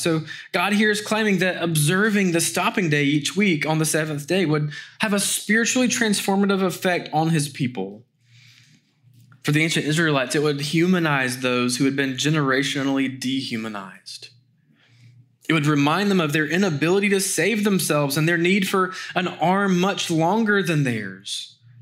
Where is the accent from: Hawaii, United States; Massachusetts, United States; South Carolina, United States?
South Carolina, United States; Greenville; June twenty-fourth in the year of our Lord, nineteen eighty-five, I was born in Greenville, South Carolina